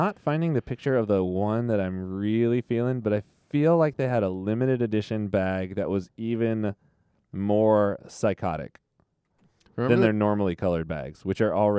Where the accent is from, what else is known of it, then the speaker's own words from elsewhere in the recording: United States; I'm an American.